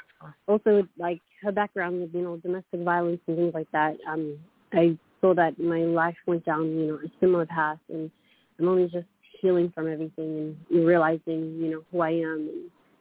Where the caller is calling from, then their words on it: Queensland, Australia; I am calling from Australia, Queensland.